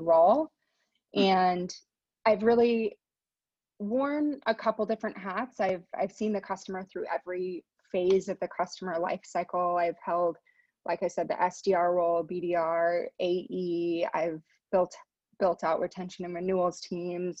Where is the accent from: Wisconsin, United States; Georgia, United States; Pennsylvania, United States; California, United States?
California, United States; San Francisco; I was born here in San Francisco. I'm based in San Francisco still, currently working out of my house as we all are, but I grew up in the in the Bay Area